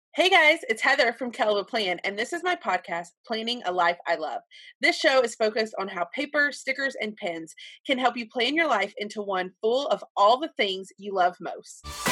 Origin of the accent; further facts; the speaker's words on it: Alabama, United States; moved away as an adult; now in Texas, United States; I was born and raised in Sweet Home, Alabama